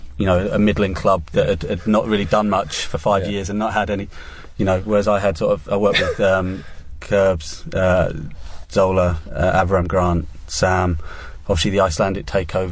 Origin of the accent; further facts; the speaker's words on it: Essex, East of England, United Kingdom; growing up in Essex